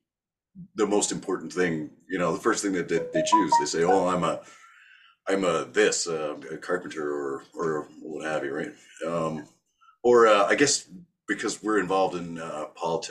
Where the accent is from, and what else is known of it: Toronto, Ontario, Canada; born or raised there; also born or lived in Thornhill, Ontario / Mississauga, Ontario